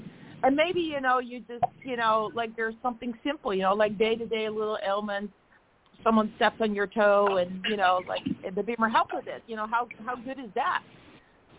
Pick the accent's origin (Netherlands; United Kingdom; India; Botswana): Netherlands; moved away; I'm from the Netherlands. And just like in Liechtenstein, we celebrate 2 days of Christmas there